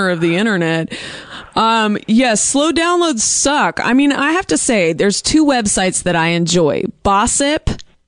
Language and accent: English; Bay Area, California, United States; now in Los Angeles, United States; a 510 area code, and I said, that's my hometown